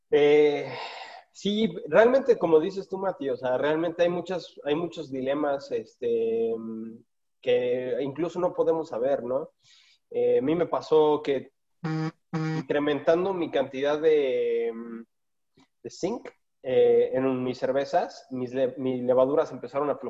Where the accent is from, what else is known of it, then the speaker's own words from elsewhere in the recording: West Coast, United States; yo crecí en el West Coast